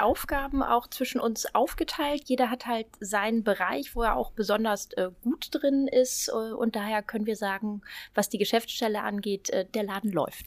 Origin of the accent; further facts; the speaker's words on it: Düsseldorf, North Rhine-Westphalia, Germany; moved away as an adult; now in Hamburg, Germany; Ich bin gebürtige Düsseldorferin